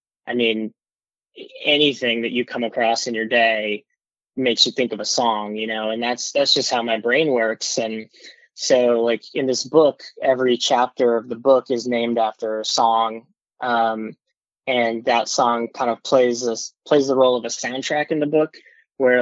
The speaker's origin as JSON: {"language": "English", "region": "South Texas", "country": "United States", "tie": "born or raised there", "also_born_or_lived": "Los Angeles / Nashville / Corpus Christi", "moved": "as an adult", "lives_now": "New York, United States", "said": "I grew up in South Texas where I didn't have a scene"}